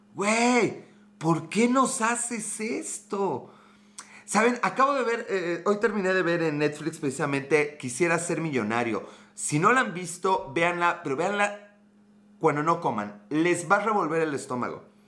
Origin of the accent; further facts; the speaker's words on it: Puebla, Mexico; Soy de Puebla